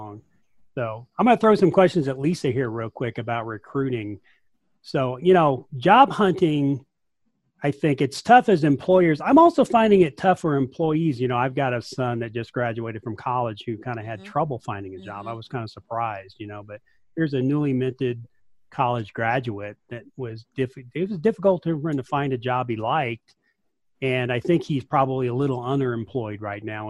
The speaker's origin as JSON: {"language": "English", "region": "rural West Texas", "country": "United States", "said": "I'm from rural West Texas"}